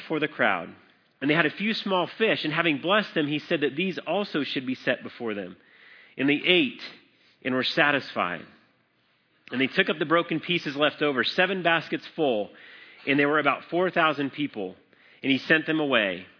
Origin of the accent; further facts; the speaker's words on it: Colorado, United States; I grew up in Colorado